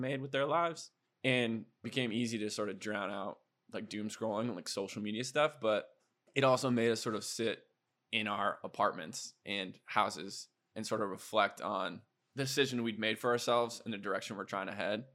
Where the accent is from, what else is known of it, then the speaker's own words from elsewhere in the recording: Iowa, United States; moved away as an adult; also born or lived in South Dakota / Minneapolis / Boston; now in Austin, United States; growing up in Iowa.